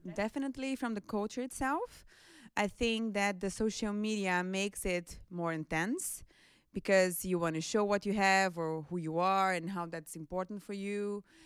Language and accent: English; Brazil; now in Netherlands; I'm from Brazil, and I work at the International Office